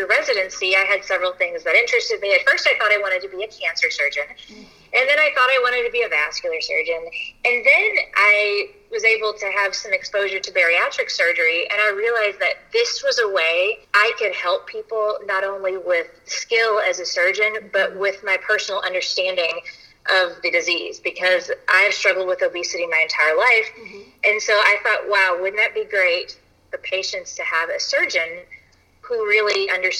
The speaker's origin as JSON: {"language": "English", "town": "Louisville", "region": "Kentucky", "country": "United States", "also_born_or_lived": "Paducah, Kentucky", "moved": "as an adult", "lives_now": "Lexington, United States", "said": "I am originally from Louisville, and my parents still live there"}